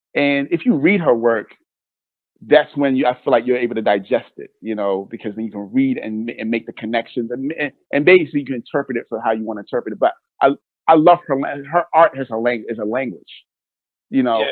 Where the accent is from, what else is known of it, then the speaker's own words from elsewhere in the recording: Nigeria; now in United States; I'm Nigerian